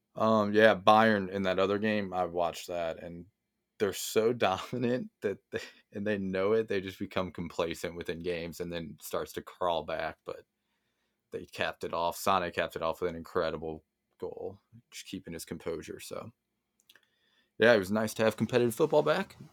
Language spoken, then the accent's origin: English; United States; being American